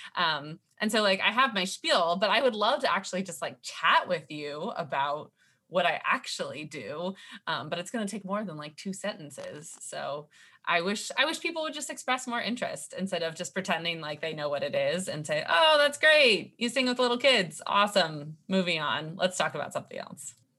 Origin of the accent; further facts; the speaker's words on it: California, United States; moved away as an adult; now in Philadelphia, United States; I grew up in California